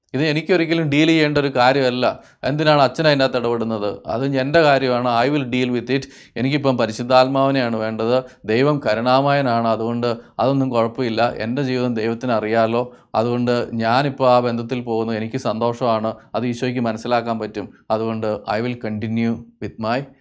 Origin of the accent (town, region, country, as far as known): Kerala, India